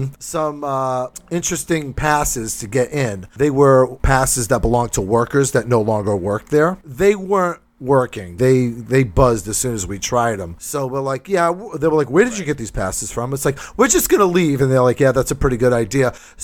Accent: New Bedford, Massachusetts, United States; I'm from New Bedford.

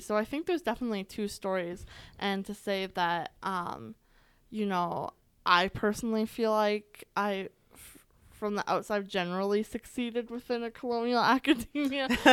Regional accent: Alberta, Canada; I was born and raised here in Alberta

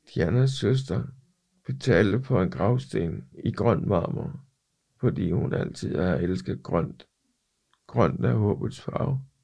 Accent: Ikast, Central Denmark Region, Denmark; moved away as an adult; now in Copenhagen, Denmark; Jeg er oprindeligt fra Ikast, men kom til København i oktober nioghalvfems

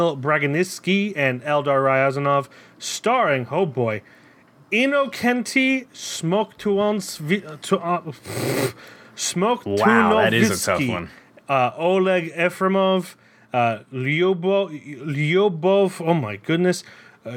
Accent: United States; as an American

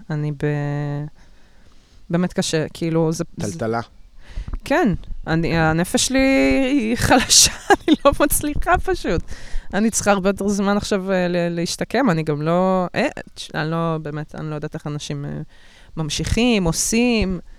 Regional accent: Russia; אני רוסייה, מי זה מעניין?

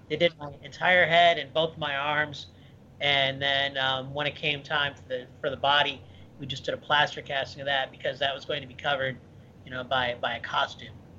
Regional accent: Midwest, United States; moved away as an adult; also born or lived in Michigan / Ohio; now in Florida, United States; I grew up in the Midwest, but um, I've lived in Florida for uh, 16 years, so this is this is home

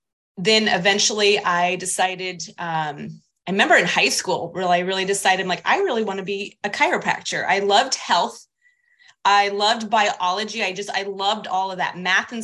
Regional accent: Iowa, United States; born there; also born or lived in Kansas; So I grew up, well, I was born in Iowa. So I currently reside in West Des Moines, Iowa, which is a suburb of Des Moines, the capital.

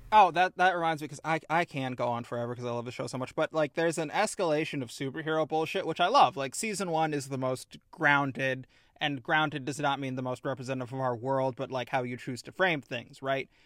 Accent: Midwest, United States; As a Midwesterner

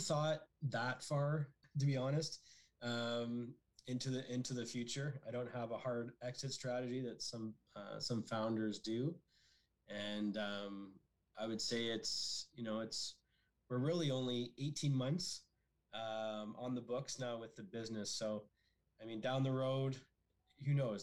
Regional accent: Barrie, Ontario, Canada; I'm originally from the Barrie area, and growing up in Barrie in the 80s

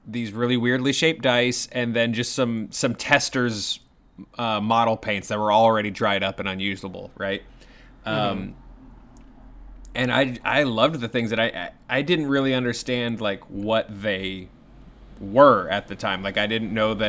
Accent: Kentucky, United States; I'm from Kentucky

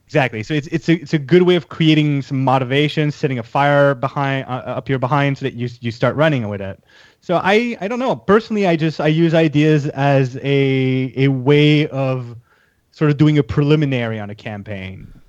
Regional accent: Canada; I'm Canadian

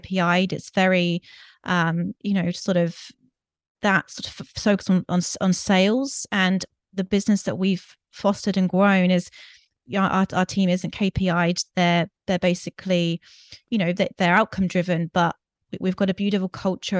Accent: United Kingdom; moved away as an adult; also born or lived in Greece; I'm from the U K, I'm sure your listeners have picked up my accent

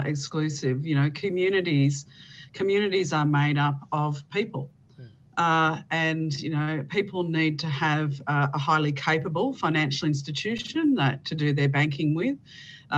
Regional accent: Bendigo, Victoria, Australia; I'm based in Victoria. My hometown is Bendigo

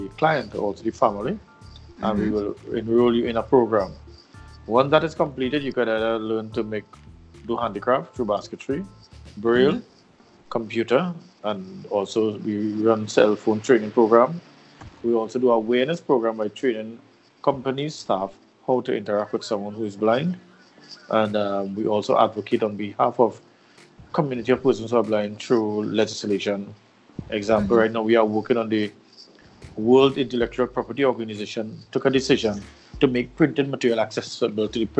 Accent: Mayaro, Trinidad & Tobago; born 1968, 23rd of July, in a small village in Mayaro, that's in the east of the island

